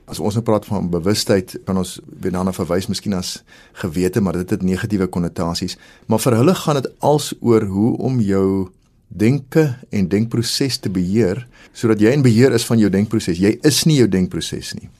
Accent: South Africa; as 'n Afrikaner

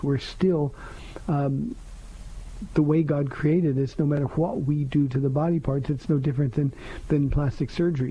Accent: United States; as American Christians

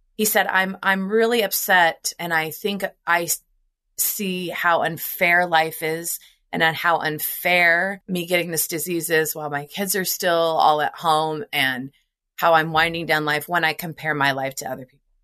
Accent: Nebraska, United States; I grew up in Nebraska

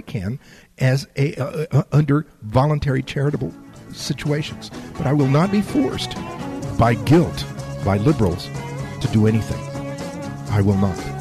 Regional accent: Laredo, Texas, United States; now in San Antonio, United States; I I was born in Laredo. My parents uh, grew up in Laredo.

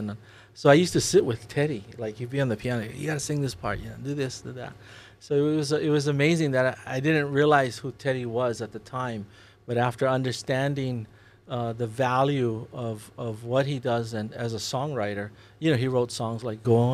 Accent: Kaneohe, Hawaii, United States; also born or lived in Maui / Los Angeles; I grew up over here in Kaneohe, and then I moved to Maui

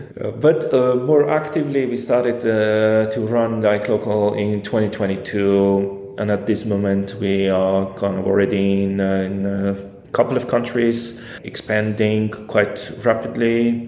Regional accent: Armenia; English is a second language; moved away as an adult; also born or lived in Yerevan / Cambodia

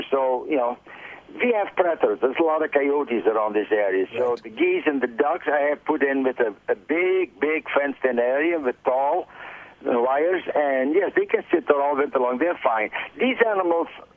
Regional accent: Netherlands; now in Michigan, United States; I'm from the Netherlands

